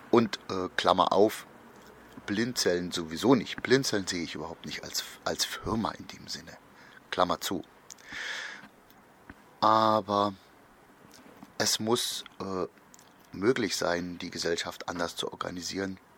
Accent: East Germany, Germany; bei uns in der DDR in den 50ern, 60ern wurden da viele Fehler gemacht

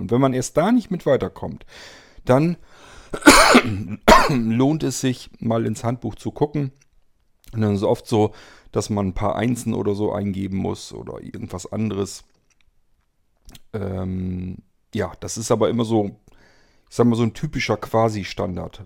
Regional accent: Germany; hier bei uns in Deutschland

